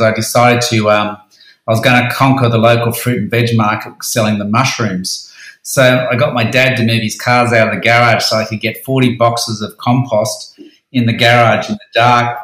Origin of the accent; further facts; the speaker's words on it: Sydney, New South Wales, Australia; also born or lived in Central Coast; I moved back to Sydney from the Central Coast